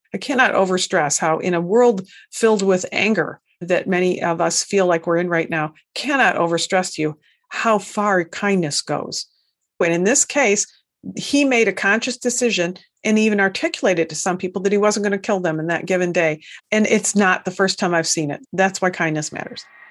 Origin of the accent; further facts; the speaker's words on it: United States; that stubborn Americanism that we all hold here